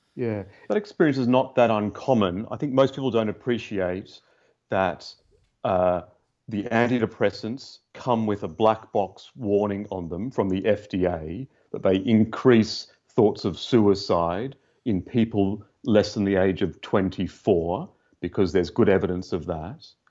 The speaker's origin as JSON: {"language": "English", "country": "Australia", "tie": "born or raised there", "moved": "yes", "lives_now": "London, United Kingdom", "said": "i'm from australia Tell from my accent. I grew up in a neurotic Jewish family"}